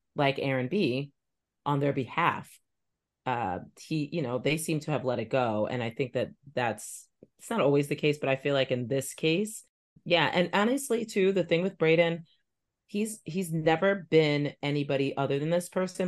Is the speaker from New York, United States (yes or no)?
yes; New York, United States; now in Boston, United States; I grew up in New York